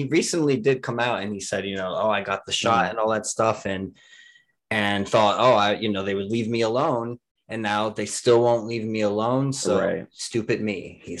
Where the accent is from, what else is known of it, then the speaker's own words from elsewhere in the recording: New Jersey, United States; I'm from New Jersey